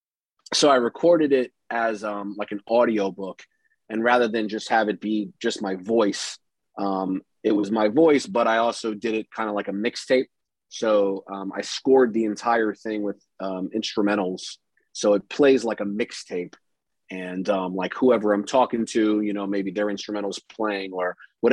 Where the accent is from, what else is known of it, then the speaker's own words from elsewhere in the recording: Durham, North Carolina, United States; Durham, which is where I'm from